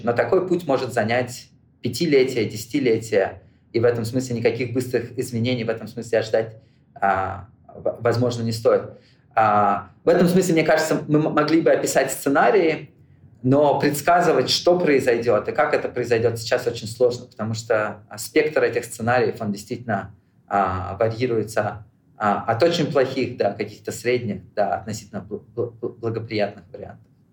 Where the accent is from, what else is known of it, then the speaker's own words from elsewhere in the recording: Moscow, Russia; now in United States; Я родился в Москве